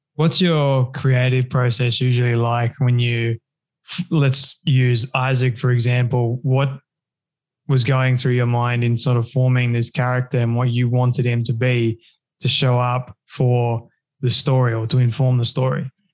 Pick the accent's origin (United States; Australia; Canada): Australia; I'm I'm Aussie